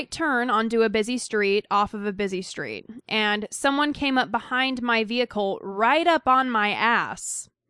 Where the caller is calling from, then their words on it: Pennsylvania, United States; The reason I don't have a Boston accent, thank God, is because I'm from Pennsylvania.